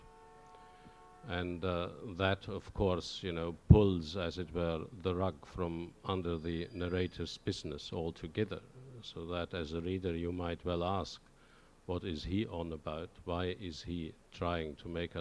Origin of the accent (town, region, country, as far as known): Oberstdorf, Bavaria, Germany; born or raised there; accent: regional accent in German; English is a second language; now in Norwich, United Kingdom